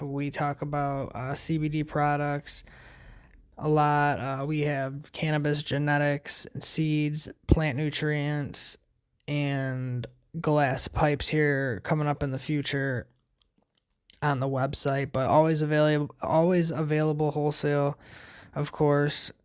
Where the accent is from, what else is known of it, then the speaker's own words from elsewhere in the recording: United States; us being American